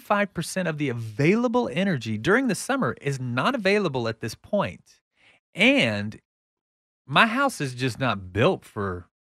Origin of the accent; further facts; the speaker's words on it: Texas, United States; And I saw what I grew up in the Texas that I grew up in.